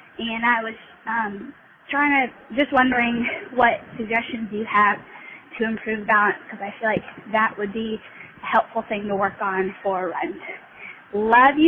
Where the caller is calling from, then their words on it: Greenville, South Carolina, United States; I'm calling from Greenville, South Carolina